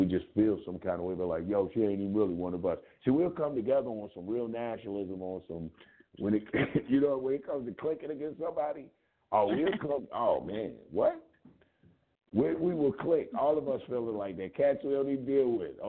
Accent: Louisville, Kentucky, United States; accent: Kentucky; I'm from Louisville, Kentucky

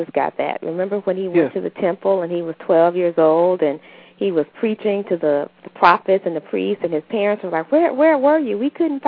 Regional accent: Pine Bluff, Arkansas, United States; I grew up in Pine Bluff, Arkansas

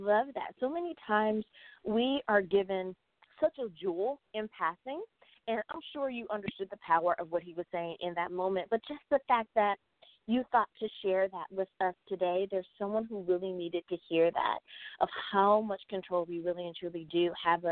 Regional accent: United States; my home country. Woohoo! Thanks, USA

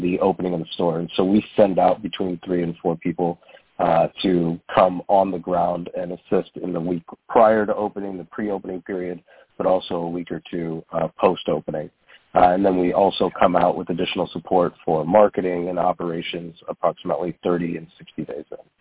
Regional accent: Toledo, Ohio, United States; I grew up in Toledo, and this is uh, where we founded our concept

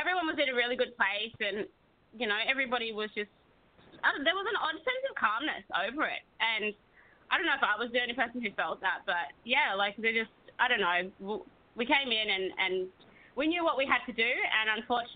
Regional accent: Australia; moved away as an adult; I'm Aussie

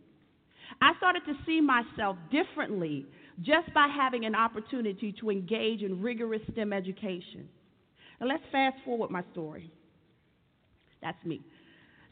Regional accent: Washington, District of Columbia, United States; I grew up in Washington, D.C., a very urban area at the time.

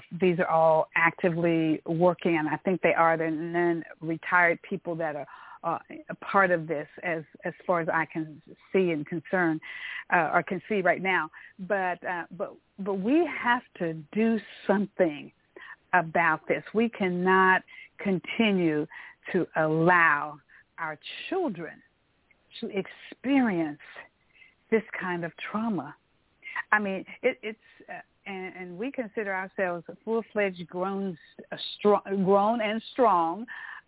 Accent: East Texas, United States; also born or lived in Omaha, Nebraska; I grew up in East Texas

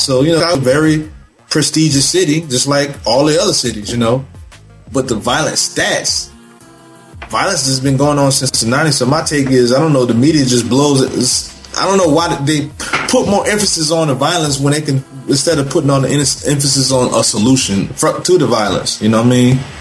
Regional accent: Chicago, Illinois, United States; Chicago, Illinois, on on the South Side, 1970, 70s baby

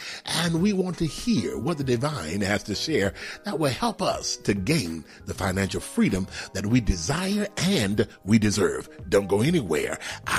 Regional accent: Houston, Texas, United States; now in Atlanta, United States; out of Atlanta, Georgia, and by way of what? Texas, Houston, Texas, my hometown.

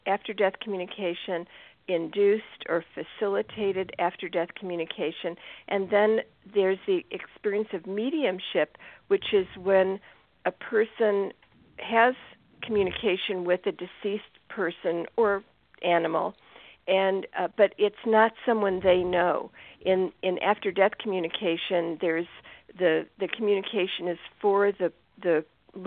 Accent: Chicago, Illinois, United States; I grew up in the Chicago area

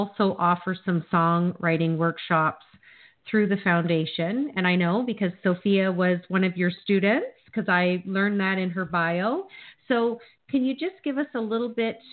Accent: London, Ontario, Canada; I live in London, Ontario, Canada

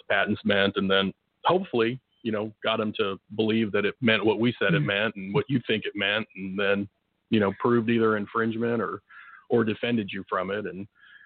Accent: Tulsa, Oklahoma, United States; also born or lived in Afghanistan; grew up in Oklahoma for the most part

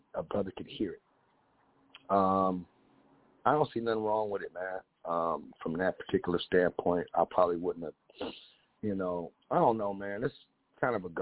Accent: West Coast, United States; I'm from the West Coast

